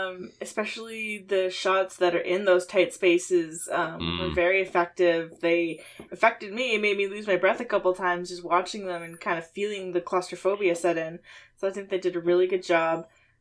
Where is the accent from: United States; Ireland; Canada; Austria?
Canada; It doesn't matter. I'm Canadian.